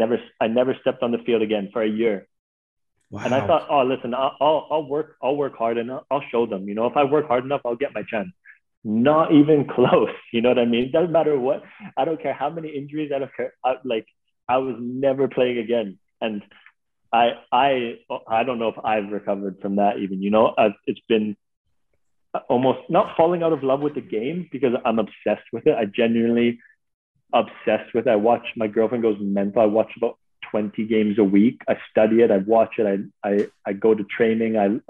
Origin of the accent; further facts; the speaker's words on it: Canada; listen, I came over from Canada with this like naive mentality of how like that's such a pure game.